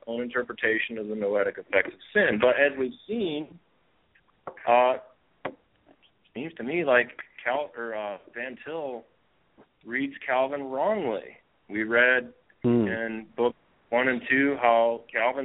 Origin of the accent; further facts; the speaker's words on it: Michigan, United States; where I grew up in Michigan.